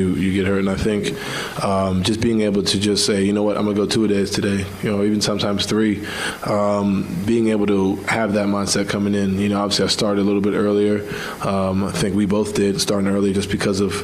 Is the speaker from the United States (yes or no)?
yes; New York, United States; moved away; I'm from New York where everything's like, you know, quicker.